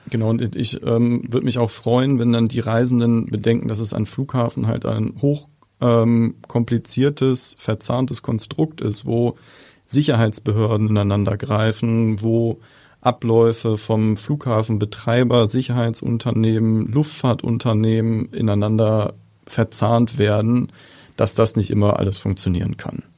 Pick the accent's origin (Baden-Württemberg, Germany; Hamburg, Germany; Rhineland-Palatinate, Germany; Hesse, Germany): Hamburg, Germany; als echter Hamburger